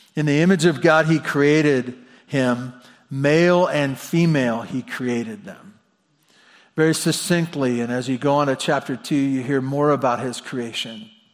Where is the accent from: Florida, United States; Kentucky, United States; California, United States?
California, United States; Santa Barbara; I was born in Santa Barbara at Cottage Hospital